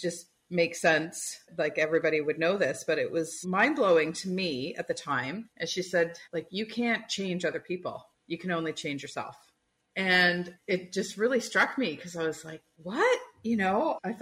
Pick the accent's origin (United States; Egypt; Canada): Canada; Toronto, Ontario; I grew up in Toronto